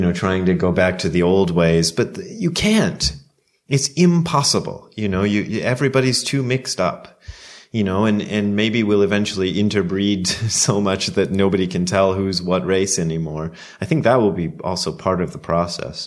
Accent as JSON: {"language": "English", "country": "United States", "also_born_or_lived": "Ohio / Japan", "moved": "as an adult", "said": "as an American"}